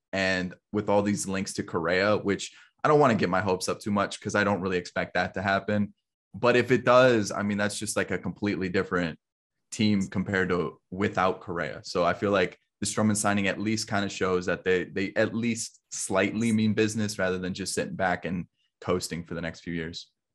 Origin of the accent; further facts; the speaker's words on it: Chicago area, Illinois, United States; moved away as an adult; now in Kentucky, United States; I'm actually from the Chicago area originally